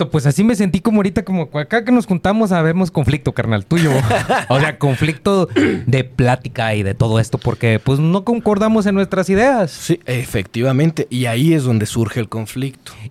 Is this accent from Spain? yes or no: no; Ukraine; Spanish is a second language; yo nací en, la URSS y de repente, pues ya soy ucraniano.